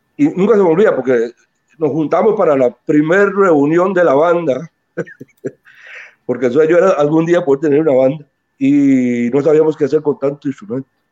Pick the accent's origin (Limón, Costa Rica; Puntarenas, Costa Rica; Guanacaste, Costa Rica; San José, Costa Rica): Limón, Costa Rica; nos enorgullecemos, ¿verdad?, de haber nacido ahí y de ser limoneses eh, de, nacimiento. Este, todo lo que, todos mis conocimientos escolares y en la primaria, el colegio, todo, los viví en Limón